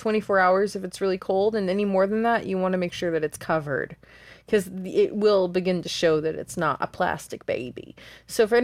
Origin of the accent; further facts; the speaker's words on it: Austin, Texas, United States; also born or lived in Fort Worth, Texas; now in New York, United States; I was born there and they took me to Austin.